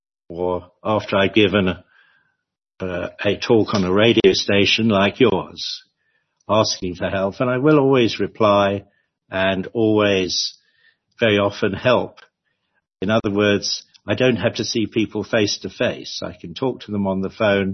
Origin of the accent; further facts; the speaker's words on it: London, United Kingdom; moved away as an adult; I was born and bred in London